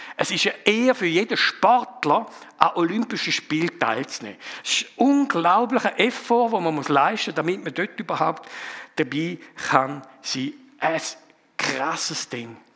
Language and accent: German; Frauenfeld, Thurgau, Switzerland; accent: Thurgauer Dialekt; moved away as an adult; now in Zofingen, Switzerland; ich bin ein bisschen östlicher aufgewachsen, darum auch ein bisschen der Thurgauer Dialekt. Ich komme aus Frauenfeld ursprünglich